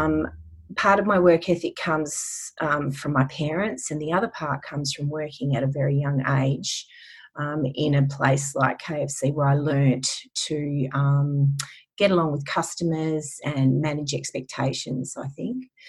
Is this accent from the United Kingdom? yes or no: no; Western Australia, Australia; I'm a WA girl, born and bred